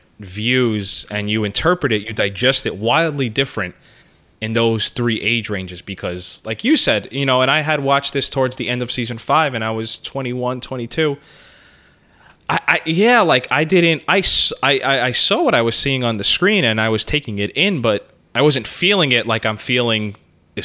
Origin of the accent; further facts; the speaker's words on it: United States; me as an American